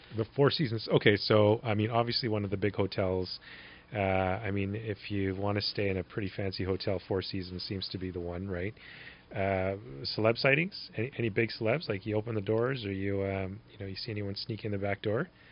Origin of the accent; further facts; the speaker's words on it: Winnipeg, Manitoba, Canada; as a kid growing up in Winnipeg